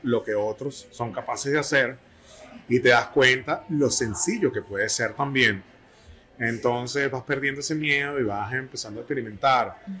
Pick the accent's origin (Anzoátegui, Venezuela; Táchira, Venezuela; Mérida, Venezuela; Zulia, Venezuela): Táchira, Venezuela; San Cristóbal; moved away; Yo soy de San Cristóbal